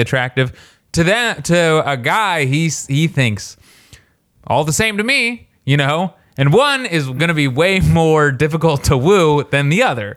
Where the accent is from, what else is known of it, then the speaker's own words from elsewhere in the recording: Warsaw, Indiana, United States; I'm from Warsaw, Indiana